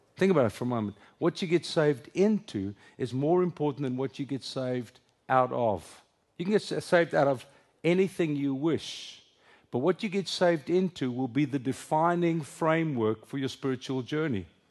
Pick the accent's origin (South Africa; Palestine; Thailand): South Africa; first language Afrikaans; English is a second language; moved away as an adult; now in United States; English is my second language. Afrikaans is my first. It's my home language